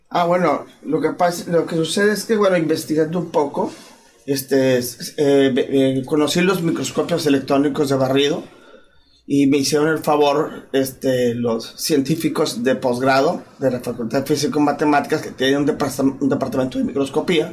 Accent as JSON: {"language": "Spanish", "region": "Chihuahua", "country": "Mexico", "tie": "born or raised there", "moved": "yes", "lives_now": "Monterrey, Mexico", "said": "Nací en Chihuahua, pero prácticamente este, ya, eh, tengo muchos años viviendo en, Monterrey"}